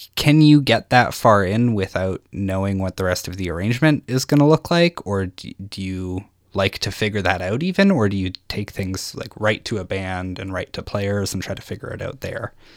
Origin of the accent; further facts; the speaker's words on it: Saskatchewan, Canada; I'm from Saskatchewan